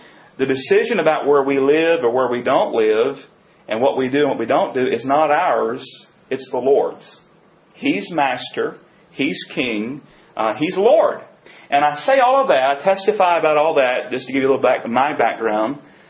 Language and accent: English; Gaston, United States; moved away as an adult; also born or lived in Knoxville, Tennessee; now in Indian Trail, United States; growing up in Gaston, I had hardly even set foot in an apartment, much less lived in one.